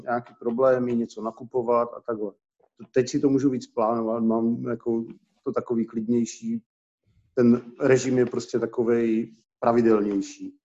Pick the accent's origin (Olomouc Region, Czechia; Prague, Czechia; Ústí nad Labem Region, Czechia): Olomouc Region, Czechia; Olomouc; Z Olomouci jsem původně, jsem a rodilej.